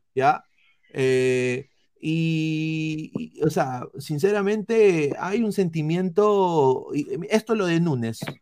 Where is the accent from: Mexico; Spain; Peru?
Peru; nosotros como peruanos